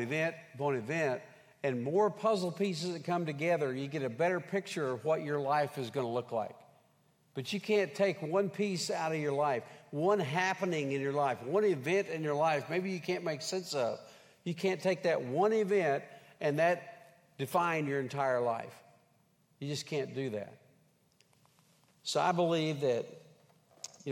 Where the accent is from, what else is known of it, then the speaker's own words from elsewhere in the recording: Henrietta, Oklahoma, United States; moved away; I grew up in Henrietta, Oklahoma, home of the Fighting Hens.